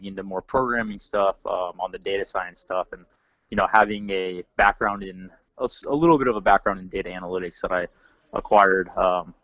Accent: Seattle, Washington, United States; moved away as an adult; also born or lived in Orange, California; I grew up in Seattle, Washington

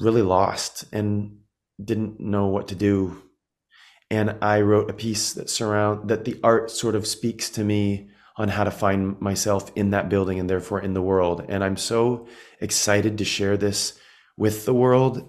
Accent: Midwest, United States; growing up in the Midwest

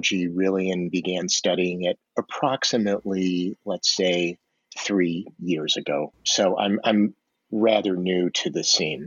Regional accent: Detroit, Michigan, United States; moved away as an adult; now in New York City, United States; I grew up in the United States, in the Midwest, Detroit specifically

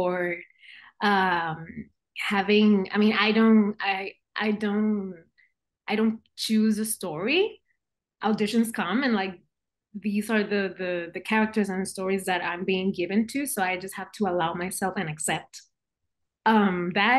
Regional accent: Puerto Rico; moved away as an adult; now in California, United States; I was born and raised in Puerto Rico

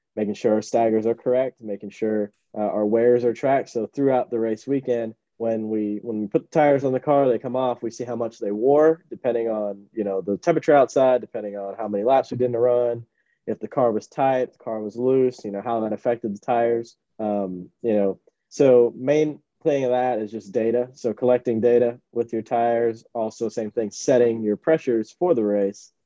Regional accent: Miami, Florida, United States; so I grew up in Miami, so uh, definitely mostly predominantly Hispanic

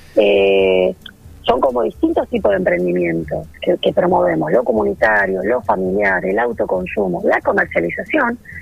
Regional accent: Mar del Plata, Buenos Aires Province, Argentina; moved away as an adult; also born or lived in Balcarce; now in Bordenave, Argentina; Yo soy de Mar del Plata

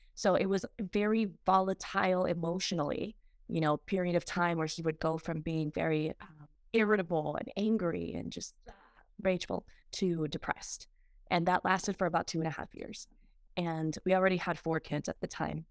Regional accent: Peru; moved away; I went back to, um, my home country of Peru, and it was my first time in twenty-seven years

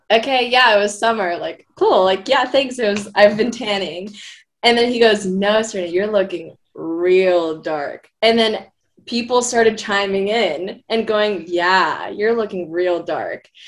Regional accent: Philippines; I mean, I'm Filipino. I like get darker also in the summers

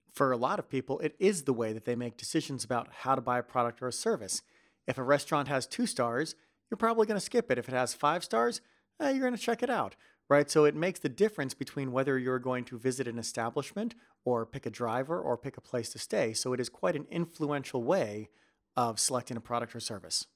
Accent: United States; moved away as an adult; now in Netherlands; being an American and moving over to Netherlands

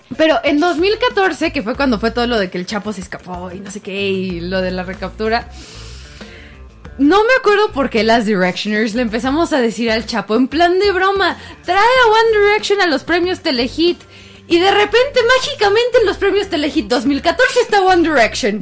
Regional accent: Mexico City, Mexico; nos preguntan que de dónde somos, de CDMX

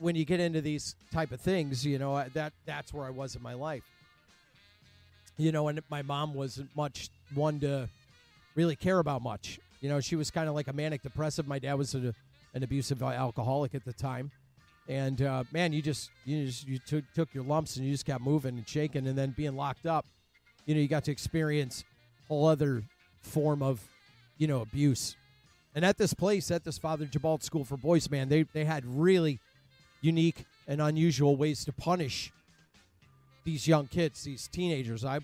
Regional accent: Cleveland, Ohio, United States; I grew up in Cleveland, Ohio.

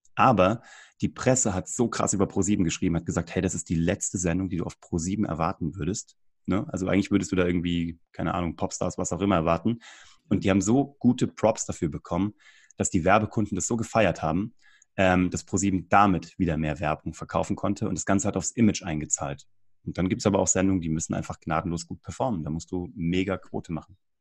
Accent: Kassel, Hesse, Germany; moved away as an adult; also born or lived in Cologne; im offenen Kanal Kassel, wo ich herkomme

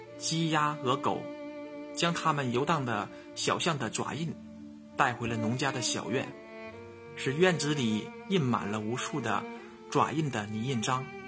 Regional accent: northern China, China; 作为北方人的我

